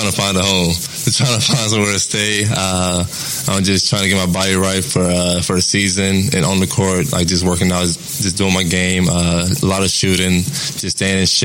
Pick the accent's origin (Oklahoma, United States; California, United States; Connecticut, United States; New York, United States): Oklahoma, United States; Tulsa; being from Tulsa, being from Oklahoma, and playing for my home state team